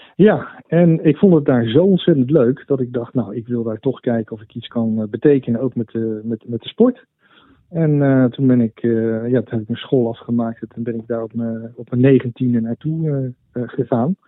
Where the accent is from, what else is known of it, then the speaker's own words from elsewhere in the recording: Netherlands; moved away as an adult; also born or lived in United States; ik, heb een tijdje in Amerika gewoond, heb ik het enorm naar mijn zin gehad. Mhm. Ik ben uh, zo'n eh, nou, zeg maar zo 20 jaar geleden weer naar Nederland teruggekomen